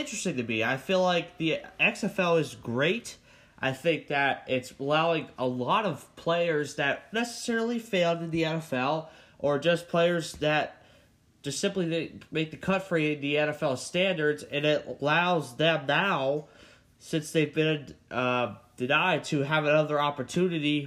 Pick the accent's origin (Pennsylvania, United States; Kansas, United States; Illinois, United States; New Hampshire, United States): Pennsylvania, United States; my home state of Pennsylvania